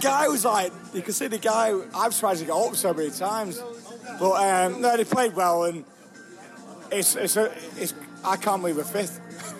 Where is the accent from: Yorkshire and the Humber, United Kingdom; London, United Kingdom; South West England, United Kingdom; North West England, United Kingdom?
North West England, United Kingdom; Manchester; Because I'm from Manchester.